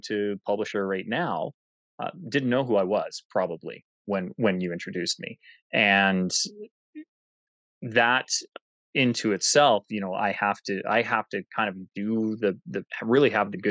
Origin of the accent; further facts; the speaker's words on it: Canada; I'm Canadian